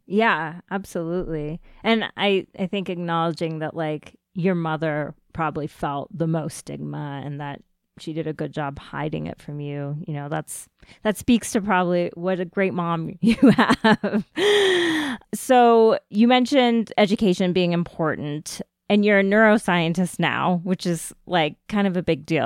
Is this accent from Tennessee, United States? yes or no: no; Ithaca, New York, United States; I was born in, um, Ithaca, New York, so I know upstate New York well